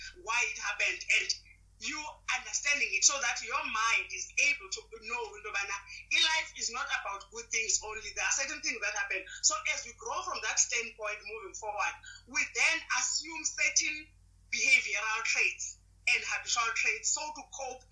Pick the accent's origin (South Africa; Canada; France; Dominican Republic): South Africa; Butterworth, Eastern Cape; born and raised in Eastern Cape, place called Butterworth, that is between East London and Umtata.